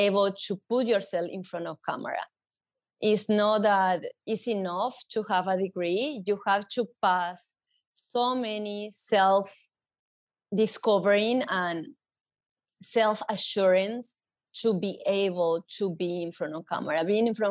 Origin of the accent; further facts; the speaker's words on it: Asunción, Paraguay; English is a second language; moved away as an adult; now in New York City, United States; I born and raised in Paraguay, in Asunción, the capital of Paraguay